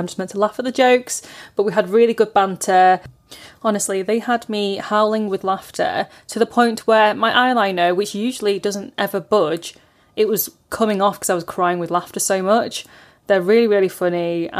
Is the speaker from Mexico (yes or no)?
no; United Kingdom; born there; talking about life as a British-born Chinese person.